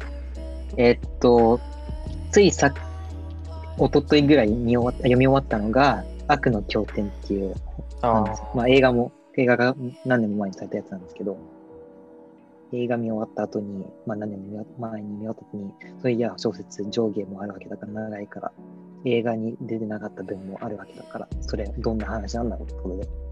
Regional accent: Yokohama, Kanagawa, Japan; 僕は、えっと、横浜生まれ横浜育ちなんですけど

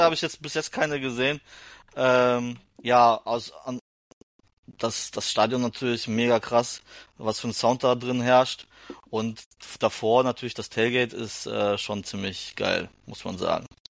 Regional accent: Germany; als Deutscher

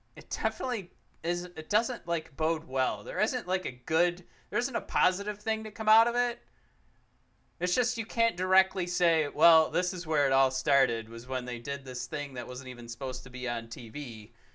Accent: Detroit, Michigan, United States; we're from Detroit. We watch the Lions play football

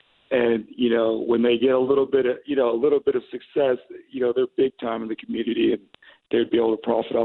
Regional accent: Washington, United States; I'm from Washington State

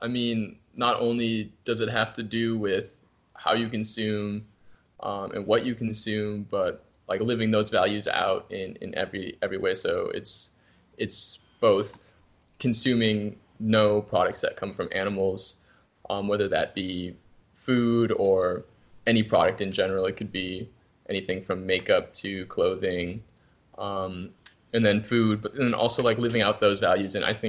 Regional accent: Minnesota, United States; also born or lived in New Zealand; Cargill in my home state of Minnesota here, which is one of the largest private industries in the entire world

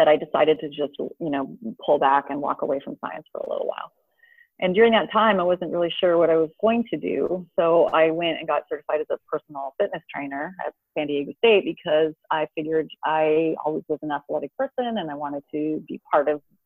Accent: Canada; moved away as an adult; also born or lived in Houston; now in Southern California, United States; I grew up in Canada, so I went to the University of Toronto

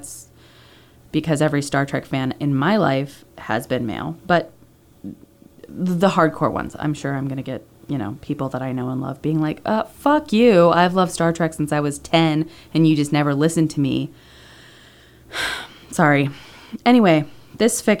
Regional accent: Pennsylvania, United States; those are the two main schools in my home state of Pennsylvania.

